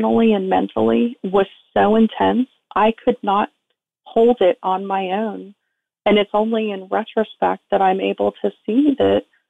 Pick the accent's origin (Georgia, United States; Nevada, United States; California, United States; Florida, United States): Florida, United States; South; I was raised in South Florida